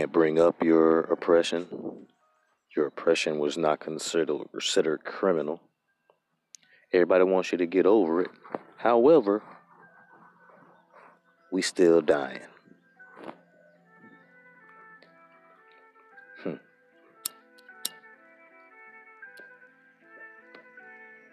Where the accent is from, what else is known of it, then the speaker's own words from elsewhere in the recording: United States; I'm American